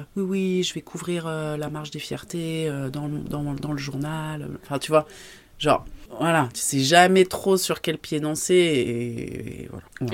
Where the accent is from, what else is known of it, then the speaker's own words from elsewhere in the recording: Paris, Île-de-France, France; moved away as an adult; also born or lived in Aubenas; now in Ardèche, France; je suis de Paris